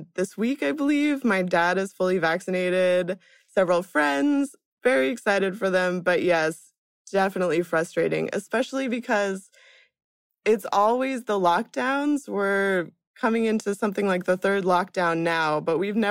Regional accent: Kansas, United States; moved away as an adult; now in Hamburg, Germany; I'm an American originally from Kansas

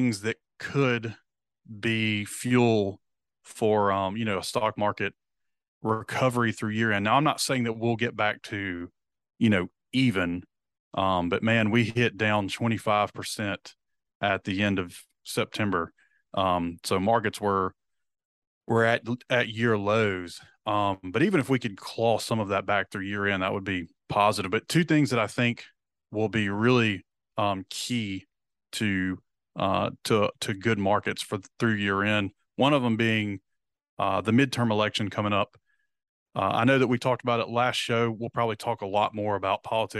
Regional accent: the South, United States; We're from the South

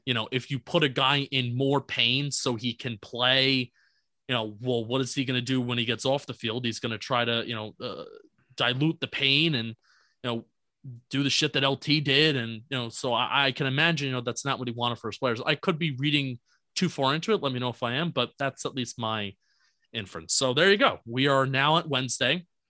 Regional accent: New Jersey, United States; I'm from Jersey

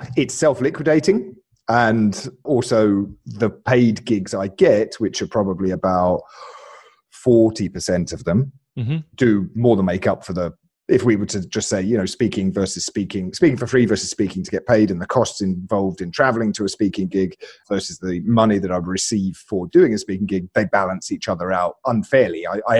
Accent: Alabama, United States; born there; Right. So I was born in Alabama, and I realized that when I spoke with this accent instead, my rates just went through the roof.

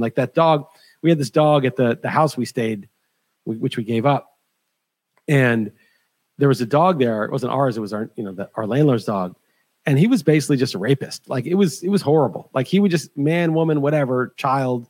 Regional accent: New York, United States; moved away as an adult; I grew up in New York

